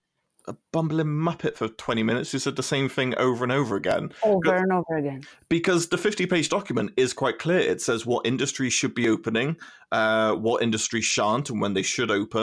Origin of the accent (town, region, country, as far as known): United Kingdom